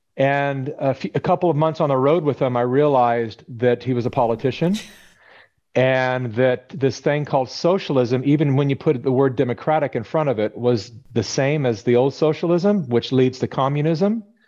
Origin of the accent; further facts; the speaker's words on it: California, United States; I was born and raised in California